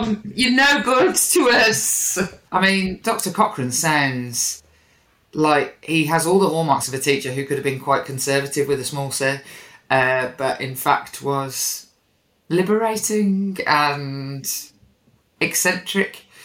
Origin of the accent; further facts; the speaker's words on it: Birmingham, West Midlands, United Kingdom; growing up in Birmingham, you are right next to Stratford